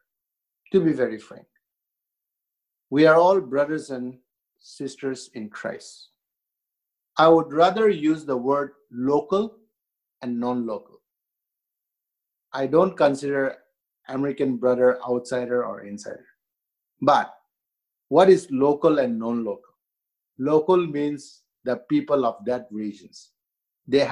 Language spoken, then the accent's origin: English; India; also born or lived in Northeast India; I'm Indian